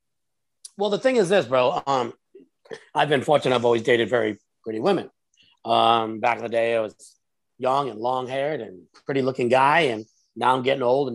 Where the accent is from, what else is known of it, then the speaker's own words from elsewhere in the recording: Rhode Island, United States; Rhode Island.